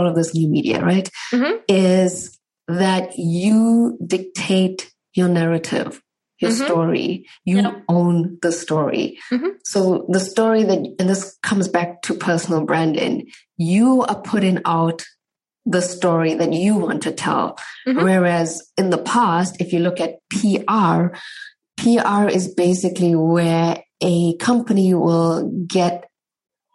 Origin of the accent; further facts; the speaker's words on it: South Africa; moved away as an adult; now in Germany; I grew up in South Africa, fourth generation Indian.